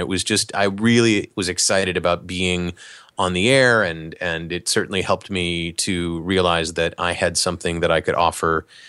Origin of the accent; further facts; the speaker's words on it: Cleveland, Ohio, United States; So I grew up in Cleveland, Ohio